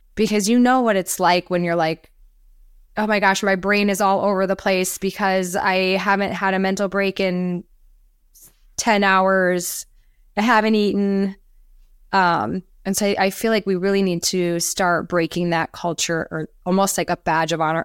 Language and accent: English; Minnesota, United States; moved away as an adult; now in Florida, United States; I'm from Minnesota originally, came to Florida.